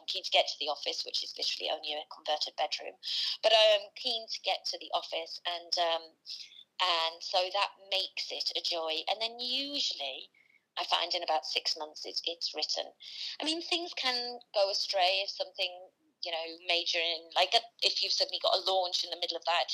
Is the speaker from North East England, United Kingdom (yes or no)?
yes; Teesside, North East England, United Kingdom; I'm from Teesside in the northeast of England